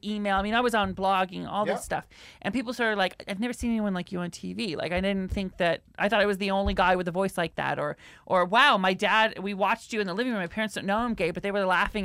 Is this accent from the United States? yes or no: yes; Mount Vernon, Washington, United States; moved away; I remember growing up with Tater Tot when we grew up in Mount Vernon, Washington